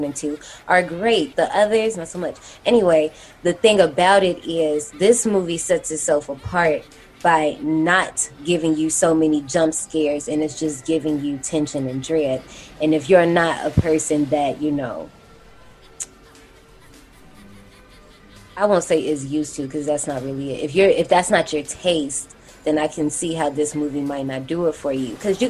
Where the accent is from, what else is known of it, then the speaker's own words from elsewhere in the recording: Gary, Indiana, United States; I grew up in Gary, Indiana. We are hop skipping away from Chicago